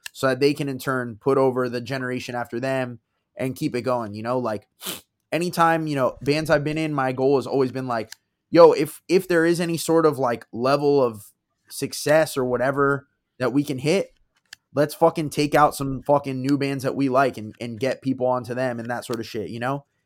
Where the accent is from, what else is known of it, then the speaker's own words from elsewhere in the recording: South Florida, United States; They're from my hometown